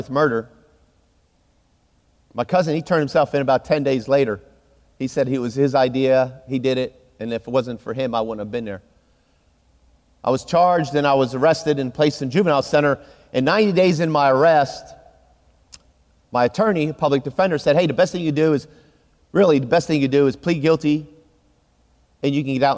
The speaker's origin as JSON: {"language": "English", "region": "Pennsylvania", "country": "United States", "tie": "born or raised there", "moved": "yes", "lives_now": "Texas, United States", "said": "So I grew up in Pennsylvania, and I was a sophomore in high school."}